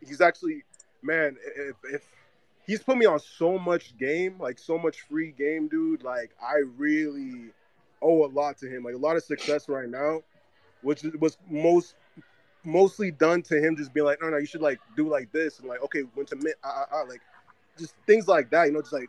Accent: Florida, United States; moved away as an adult; now in Brazil; I'm from Florida.

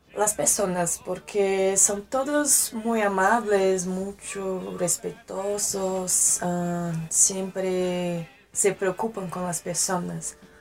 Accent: Brasília, Federal District, Brazil; accent: Brazilian; Spanish is a second language; moved away as an adult; now in Mexico City, Mexico; yo nací en Brasilia y crecí en Brasilia

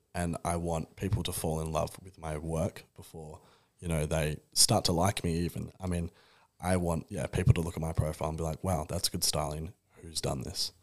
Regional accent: Perth, Western Australia, Australia; I'm from Perth

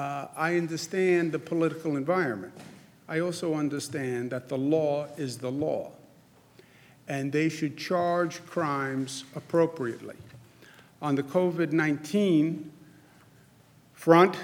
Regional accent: New York, United States; I'm from New York

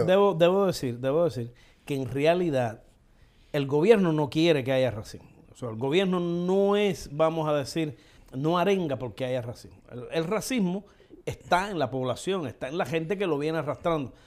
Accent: Cuba; nosotros somos cubanos

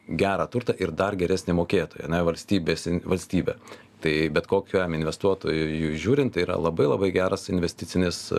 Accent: Lithuania; aš būdamas lietuvis šitos valstybės pilietis

